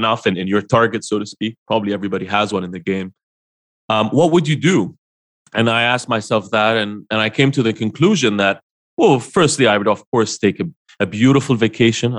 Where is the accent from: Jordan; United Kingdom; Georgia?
Jordan; moved away; Jordan, which is my hometown